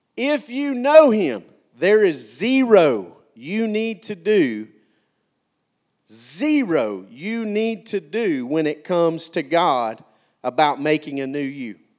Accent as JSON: {"language": "English", "town": "McCalla", "region": "Alabama", "country": "United States", "said": "I came from McCalla, Alabama"}